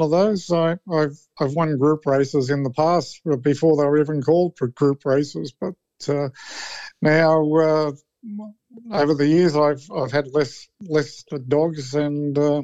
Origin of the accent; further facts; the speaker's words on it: New South Wales, Australia; I'm from New South Wales